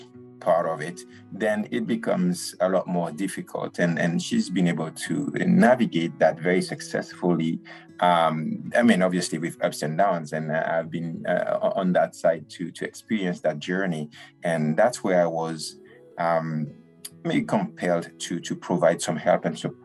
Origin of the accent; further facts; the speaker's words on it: Martinique; I grew up in the Caribbean, as you mentioned, in Martinique